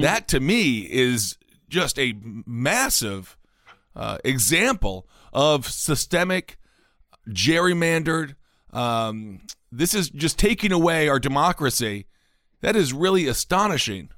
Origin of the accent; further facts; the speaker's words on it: Stevens Point, Wisconsin, United States; my hometown of Stevens Point, Wisconsin